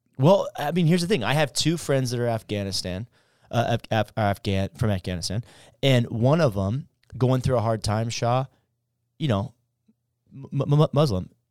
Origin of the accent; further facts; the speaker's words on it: United States; as a human, as an American, as a Christian